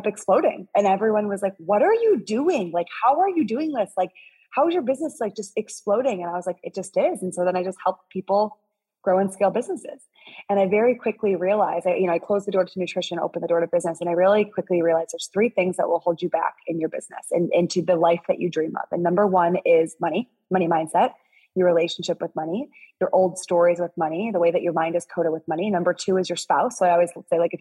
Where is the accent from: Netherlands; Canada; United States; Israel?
United States; Midwest; I'm from the Midwest.